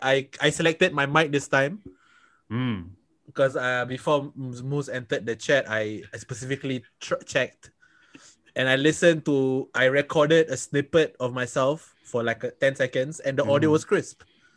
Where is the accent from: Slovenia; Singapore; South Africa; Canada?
Singapore; a podcast about being Malay from Malays who come from different countries. … I'm from Singapore.